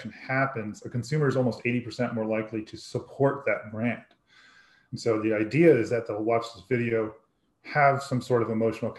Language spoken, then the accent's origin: English; Woodbridge, Virginia, United States; moved away as an adult; now in Fredericksburg, United States; I grew up in Woodbridge, you know, in Northern Virginia